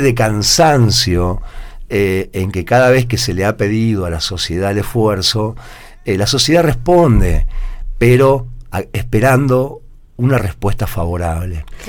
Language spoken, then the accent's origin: Spanish; Argentina; also born or lived in Córdoba; como sociedad argentina